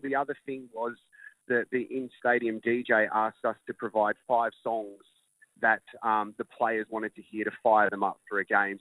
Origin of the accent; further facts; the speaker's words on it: Australia; I'm Australian